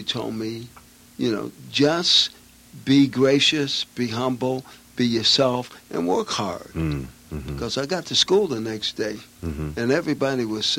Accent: Chicago, Illinois, United States; moved away; And growing up in Chicago, which was great.

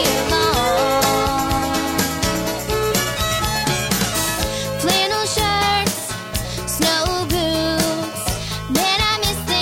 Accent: New York City, New York, United States; a side of Brooklyn, my hometown.

